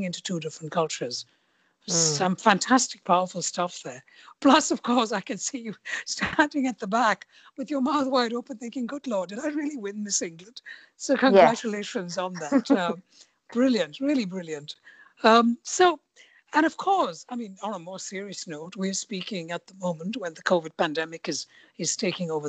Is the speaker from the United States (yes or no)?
no; India; now in United Kingdom; I was born and brought up in India